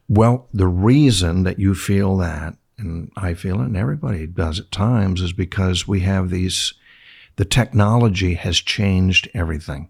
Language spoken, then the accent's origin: English; San Diego, California, United States; also born or lived in Yuma / Tucson; my hometown of San Diego